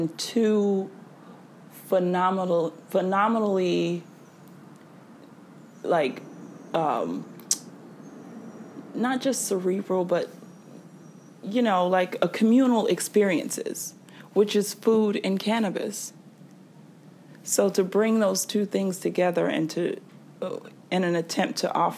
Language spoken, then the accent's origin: English; the South, United States; I'm from the South